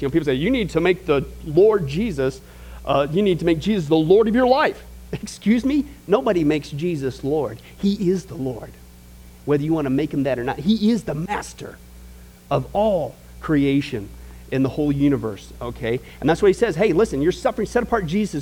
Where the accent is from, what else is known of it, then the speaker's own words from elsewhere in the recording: Midwest, United States; growing up in the Midwest, out in the middle of nowhere